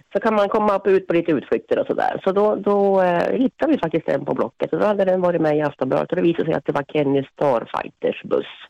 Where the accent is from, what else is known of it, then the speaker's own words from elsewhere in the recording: Finland; now in Sweden; jag är från Finland